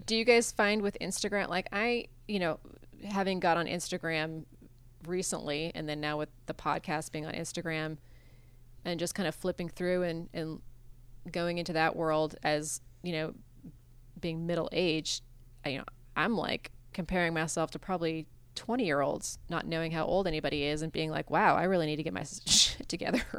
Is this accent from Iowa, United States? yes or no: yes; Iowa, United States; moved away as an adult; I grew up in Iowa